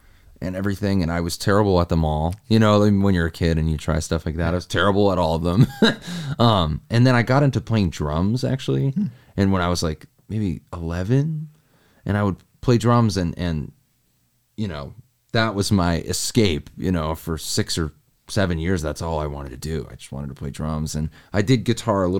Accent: Portsmouth, New Hampshire, United States; now in Nashville, United States; I grew up in New Hampshire, Portsmouth, New Hampshire.

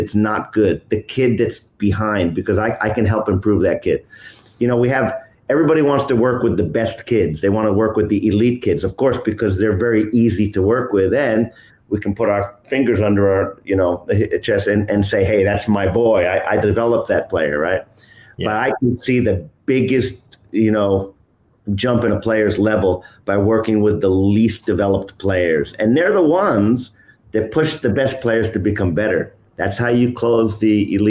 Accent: New York, United States; I'm originally from New York City, from New York, but lived upstate in New York since I was around 10 years of age

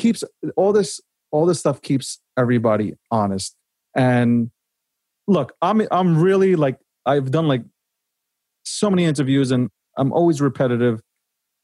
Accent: New York City, New York, United States; I was born in Brooklyn

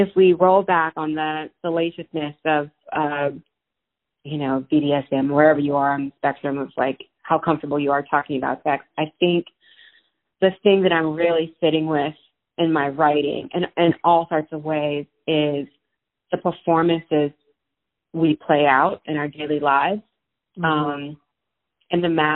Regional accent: Opelousas, Louisiana, United States; moved away as an adult; also born or lived in New York City / San Francisco; now in Cincinnati, United States; I grew up in Louisiana, rural Louisiana, a town called Opelousas.

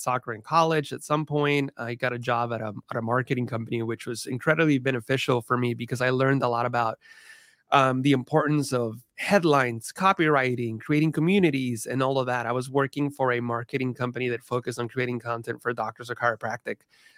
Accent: California, United States; all my family still live in the same area where we grew up in the San Francisco Bay Area.

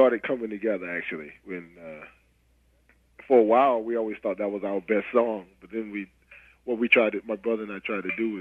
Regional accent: North Carolina, United States; I grew up in North Carolina

